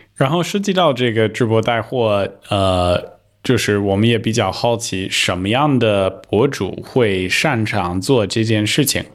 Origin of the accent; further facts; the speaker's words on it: United States; Chinese is a second language; moved away; 作为一个美国人